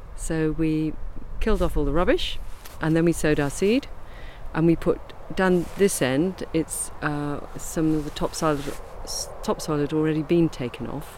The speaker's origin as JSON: {"language": "English", "area": "Kent", "region": "South East England", "country": "United Kingdom", "tie": "born or raised there", "said": "I grew up in Kent"}